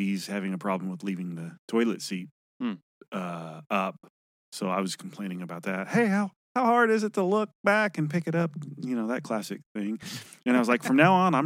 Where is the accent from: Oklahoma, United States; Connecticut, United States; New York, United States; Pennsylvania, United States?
Oklahoma, United States; Shawnee; also born or lived in California / Ada, Oklahoma; now in Oklahoma City, United States; my hometown is Shawnee